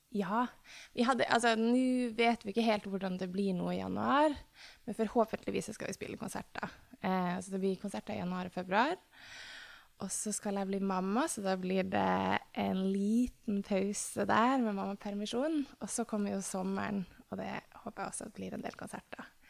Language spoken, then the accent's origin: Norwegian; Tromsø, Troms, Norway; moved away; fordi jeg er fra Tromsø